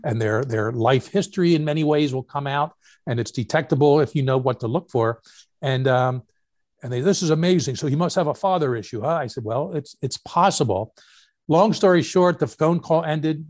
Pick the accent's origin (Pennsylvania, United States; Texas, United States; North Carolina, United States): Pennsylvania, United States; Philadelphia; also born or lived in New York City; growing up in Philly